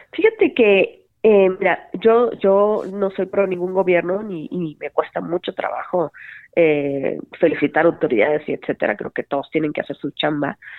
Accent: Hermosillo, Sonora, Mexico; moved away as an adult; now in Mexico City, Mexico; yo soy de Sonora, de Hermosillo, Sonora, ya estudié y todo. Y allá empecé eh, a trabajar en un, en un periódico desde los 18 años.

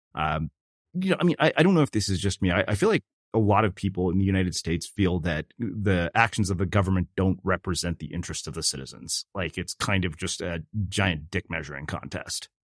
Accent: South India, India; we're from South India, uh, we speak Telugu

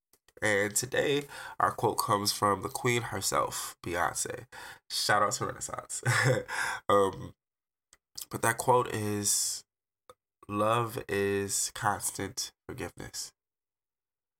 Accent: Detroit, Michigan, United States; now in Arizona, United States; I'm an artist from Detroit, but I currently reside in Arizona.

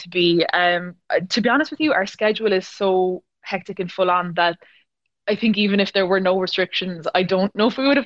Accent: Ballincollig, Munster, Ireland; I was born and raised in Cork in Ballincollig

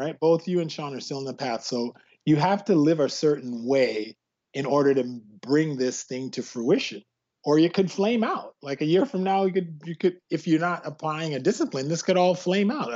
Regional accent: Canada; also born or lived in West Indies; I'm West Indian Canadian

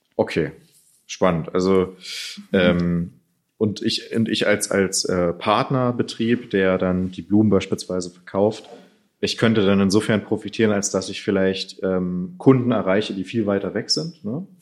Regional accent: Germany; wir denn auch als Deutsche

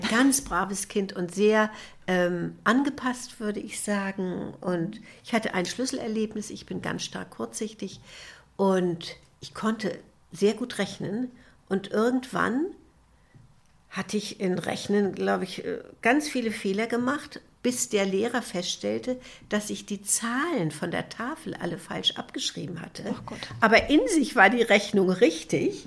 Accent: Kiel, Schleswig-Holstein, Germany; Ich bin in Kiel geboren

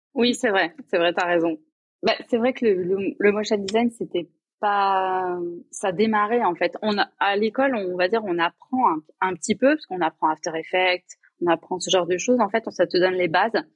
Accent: Limoges, Nouvelle-Aquitaine, France; moved away as an adult; also born or lived in Toulouse / Paris; je suis rentrée chez moi, à Limoges

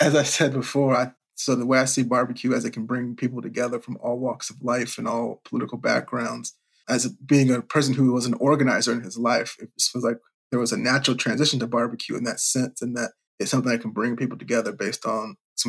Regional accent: Richmond, Virginia, United States; even growing up in Richmond, where at the time didn't have like a big barbecue culture, but folks who sort of live where I lived in Virginia would drive down to North Carolina

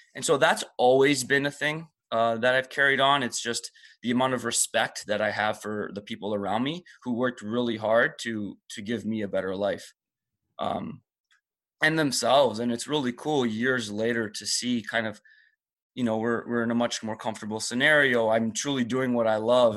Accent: Toronto, Ontario, Canada; English is a second language; I kinda just grew up um, in Toronto pretty much for the rest of my life

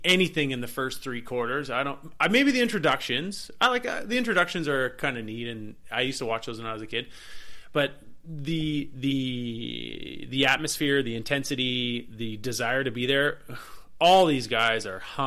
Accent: Black Creek, British Columbia, Canada; growing up in Central Vancouver Island. Beautiful spot

